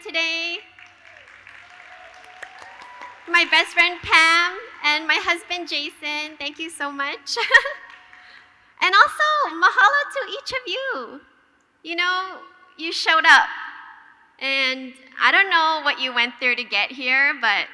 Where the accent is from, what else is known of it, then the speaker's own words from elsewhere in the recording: Hawaii, United States; moved away as an adult; also born or lived in Boston; I grew up in Hawaii, and my brother and I grew up attending church